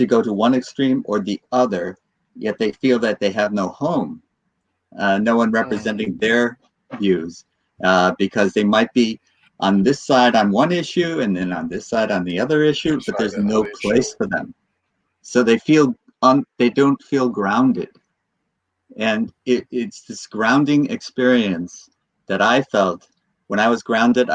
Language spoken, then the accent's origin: English; United States; I was born in the United States and I now live in the divided states